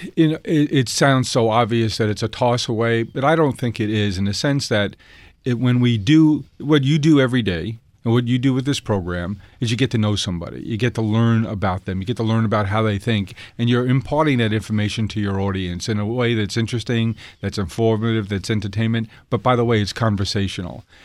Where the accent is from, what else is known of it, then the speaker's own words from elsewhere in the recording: New York City, New York, United States; being an Irish Catholic, uh, kid from South Queens